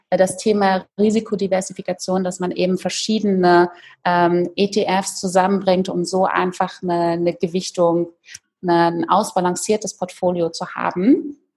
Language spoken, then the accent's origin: German; Berlin, Germany; also zum Beispiel früher in Berlin, ich bin in Berlin aufgewachsen